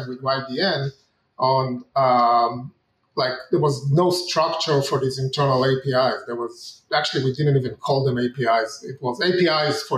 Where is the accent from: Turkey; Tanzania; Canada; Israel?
Israel; moved away as an adult; now in United States; I'm originally from Israel. I moved to the U.S.